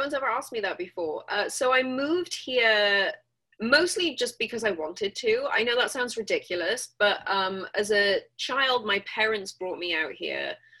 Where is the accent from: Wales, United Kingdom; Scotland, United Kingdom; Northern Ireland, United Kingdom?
Wales, United Kingdom; Swansea; I was born in Singleton Hospital in Swansea, which is a little industrial coal mining town in South Wales. It's one of 3 cities in South Wales.